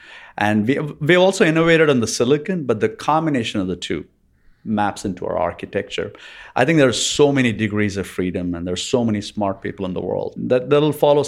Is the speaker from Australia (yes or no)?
no; Bangalore, Karnataka, India; also born or lived in Chennai; I was born in Chennai in India. And I grew up in Bangalore in India.